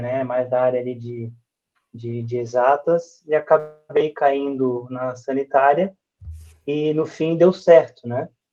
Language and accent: Portuguese; Florianópolis, Santa Catarina, Brazil; Eu sou o manezinho da ilha, né? sou de Florianópolis, nasci em Florianópolis. E a minha infância toda foi, é, junto com a minha família